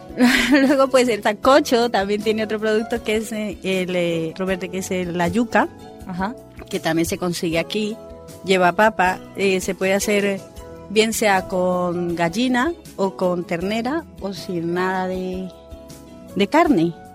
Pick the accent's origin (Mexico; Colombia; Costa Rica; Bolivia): Colombia; moved away as an adult; also born or lived in Spain; now in Sagunto, Spain; yo soy colombiana